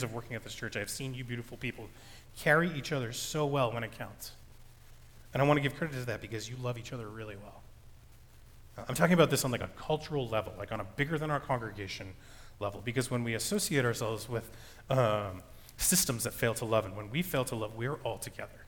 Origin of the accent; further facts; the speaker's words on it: United States; I'm an American man who grew up in a Christian household